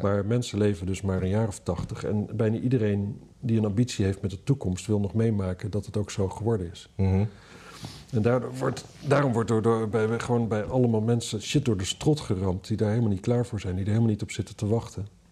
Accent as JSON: {"language": "Dutch", "country": "Netherlands", "said": "Ik ben een Hollander"}